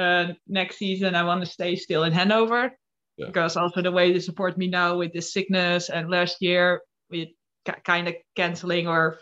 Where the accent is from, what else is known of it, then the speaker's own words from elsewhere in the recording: Den Helder, North Holland, Netherlands; English is a second language; now in Arnhem, Netherlands; I come from Den Helder.